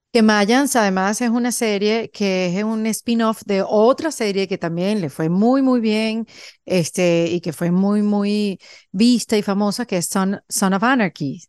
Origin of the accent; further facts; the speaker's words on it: Venezuela; moved away as an adult; somos venezolanas las dos